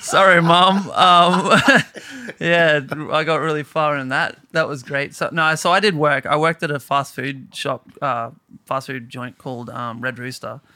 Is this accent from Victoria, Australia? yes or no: no; Bowen, Queensland, Australia; moved away as an adult; now in Brisbane, Australia; I moved initially from Bowen to Brisbane